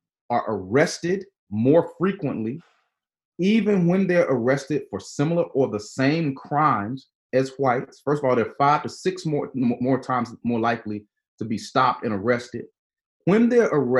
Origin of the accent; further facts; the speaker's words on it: Georgia, United States; now in Louisville, United States; my home state of Georgia